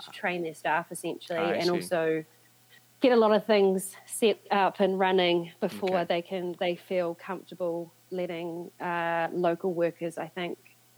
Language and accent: English; New Zealand; moved away as an adult; now in London, United Kingdom